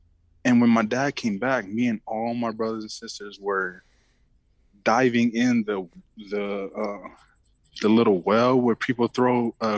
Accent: Oakland, California, United States; English is a second language; It was Oakland. It's East Oakland, man. Wow. So me and Devon, me and Devon Best, we know where we're from, man. You know what it's like to grow up and make it out of there.

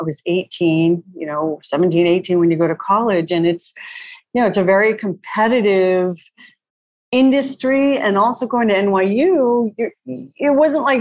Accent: Long Island, New York, United States; I grew up on Long Island

